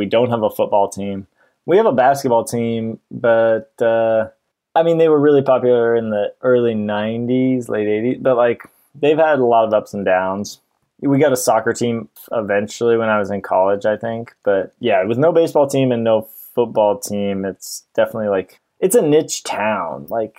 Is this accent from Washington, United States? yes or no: no; Portland, Oregon, United States; also born or lived in Ashland, Oregon; I grew up in Portland, Oregon, and lived there till I went to college in 2007. Went down to Ashland, Oregon.